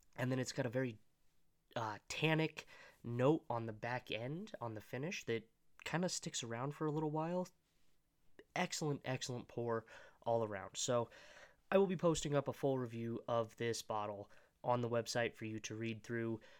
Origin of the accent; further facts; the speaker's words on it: Colorado, United States; I was born and raised in Colorado